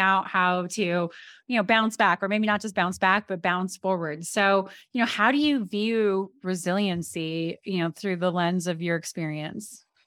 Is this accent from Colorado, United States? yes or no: yes; Colorado, United States; I grew up in Colorado, was playing in Colorado.